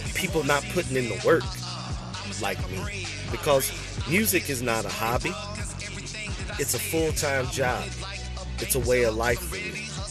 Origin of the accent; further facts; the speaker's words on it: Crystal City, Missouri, United States; I'm an American rapper, songwriter, actor, entrepreneur, recording artist, and performer from Crystal City, Missouri